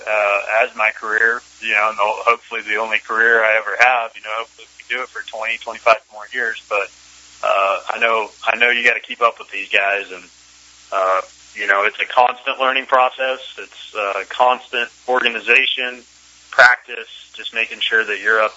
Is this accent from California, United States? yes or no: yes; Northern California, United States; moved away as an adult; now in Alabama, United States; growing up in Northern California.